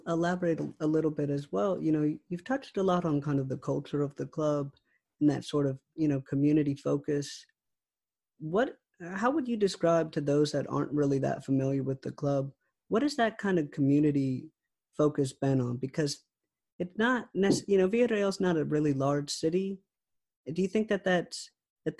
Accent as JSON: {"language": "English", "town": "Raleigh", "region": "North Carolina", "country": "United States", "said": "I'm actually from Raleigh myself"}